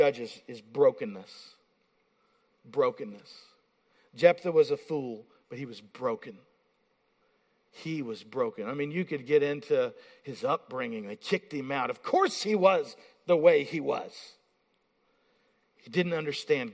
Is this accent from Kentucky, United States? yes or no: yes; Appalachia, Eastern Kentucky, United States; now in Pennsylvania, United States; I'm from Appalachia